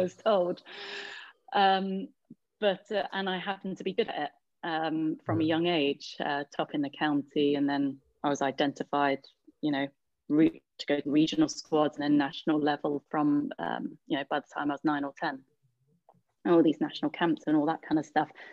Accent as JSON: {"language": "English", "region": "London", "country": "United Kingdom", "tie": "born or raised there", "said": "growing up in Hackney, a lot of time yeah. spent on park courts"}